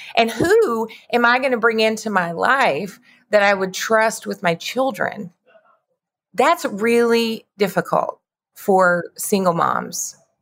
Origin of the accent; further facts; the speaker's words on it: Lubbock, Texas, United States; moved away as an adult; also born or lived in Austin; now in Dallas, United States; I grew up in Lubbock